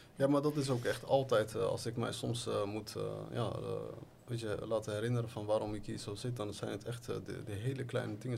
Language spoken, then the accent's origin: Dutch; The Hague, South Holland, Netherlands; moved away as an adult; now in Morocco; ik ben geboren en getogen in Den Haag